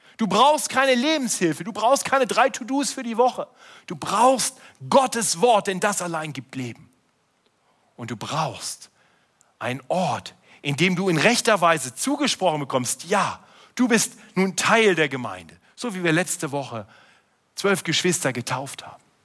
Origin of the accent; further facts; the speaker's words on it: Germany; als Deutsche